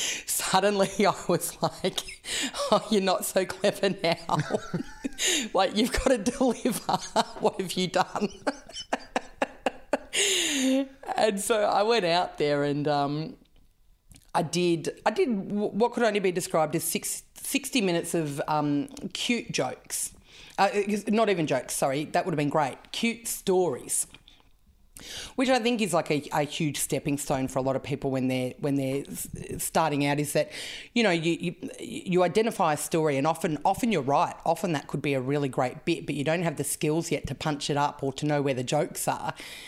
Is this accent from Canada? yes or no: no; Canberra, Australian Capital Territory, Australia; Yes. Western Creek, south side.